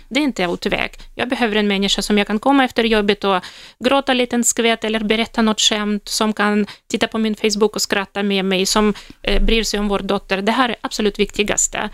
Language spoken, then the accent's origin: Swedish; Russia; Swedish is a second language; moved away as an adult; now in Sweden; i Ryssland, där, där jag kommer ifrån